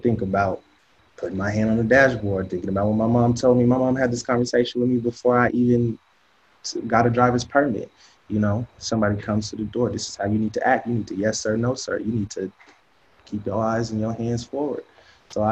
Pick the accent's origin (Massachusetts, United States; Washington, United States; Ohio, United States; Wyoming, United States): Washington, United States; Seattle; Growing up in Seattle